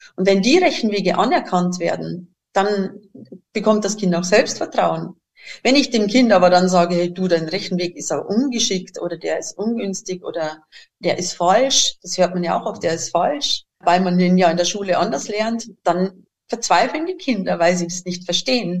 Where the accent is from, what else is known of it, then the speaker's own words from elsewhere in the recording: Bavaria, Germany; accent: Bavarian; moved away as an adult; now in Switzerland; Mein Dialekt ist leider immer noch recht bayerisch eingefärbt. Meine Heimat liegt äh, eben im Süden von Deutschland